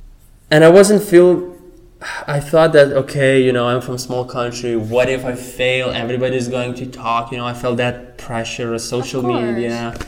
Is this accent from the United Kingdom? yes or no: no; Lithuania; English is a second language; moved away as an adult; now in United States; I was born in Lithuania, not Soviet Union